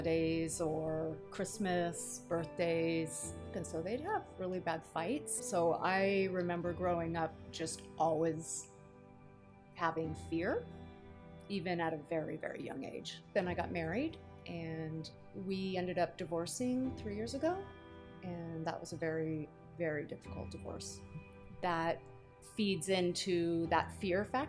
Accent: California, United States; moved away; I grew up in California, and we moved here in 1996

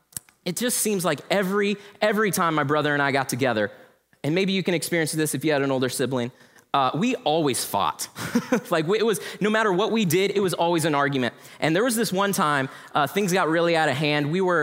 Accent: Denver, Colorado, United States; born there; And so I was born in Denver, Colorado. Anyone else from Denver here? Yes, my people, I love you.

